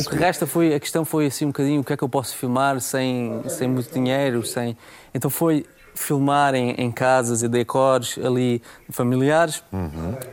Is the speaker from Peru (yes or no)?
no; Germany; born there; Os meus avós uh, foram, emigraram para a Alemanha, eu, eu já nasci na Alemanha, um, ah, e, e, depois voltaram.